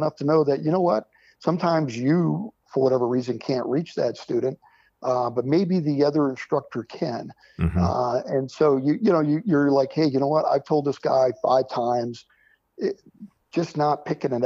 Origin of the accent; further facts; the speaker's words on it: Springfield, Vermont, United States; also born or lived in Wickenburg, Arizona; I grew up in southern Vermont, Springfield, Vermont.